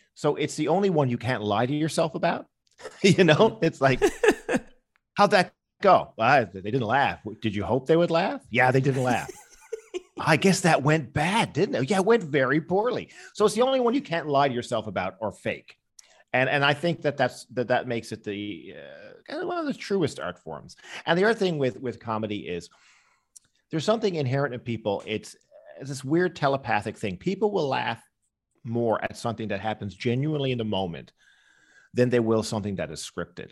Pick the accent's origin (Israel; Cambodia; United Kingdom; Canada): Canada; Newfoundland and Labrador; I was growing up in Newfoundland